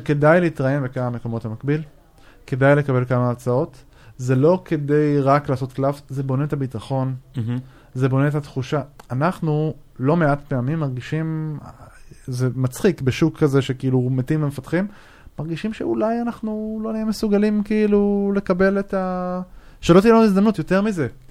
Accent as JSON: {"language": "Hebrew", "country": "Israel", "said": "אנחנו כישראלים"}